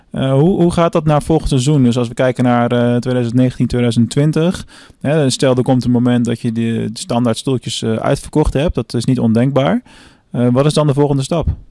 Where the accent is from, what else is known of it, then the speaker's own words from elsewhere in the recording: Venlo, Limburg, Netherlands; Ik ben vandaag eh, in mijn thuisstad Venlo